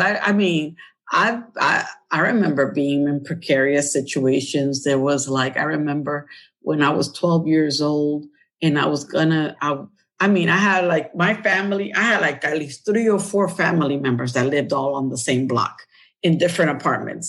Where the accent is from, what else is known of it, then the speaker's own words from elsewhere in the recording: New York, United States; We were basically African Americans and Latinos in where I grew up in Harlem